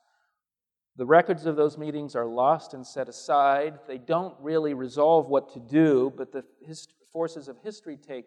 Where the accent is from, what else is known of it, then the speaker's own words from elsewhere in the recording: Southern California, United States; also born or lived in Midwest; now in Berrien Springs, United States; I grew up in Southern California